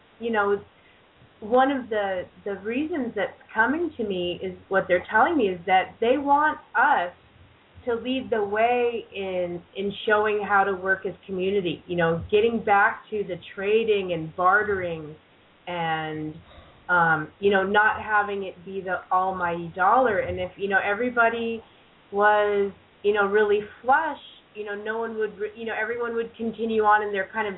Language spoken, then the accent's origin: English; Southern California, United States; moved away as an adult; also born or lived in Santa Cruz, California; I was born here in Southern California, where I'm visiting until tomorrow morning